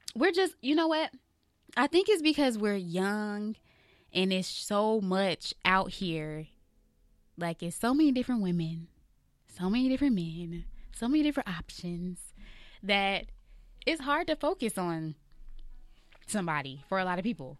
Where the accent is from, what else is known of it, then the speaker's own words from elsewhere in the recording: Atlanta, Georgia, United States; now in Los Angeles, United States; I'm from Atlanta